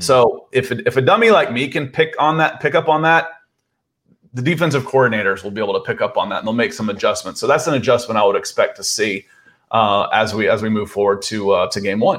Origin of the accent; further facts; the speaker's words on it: Georgia, United States; I moved to Georgia in seventy-eight. My parents moved me down here when I was five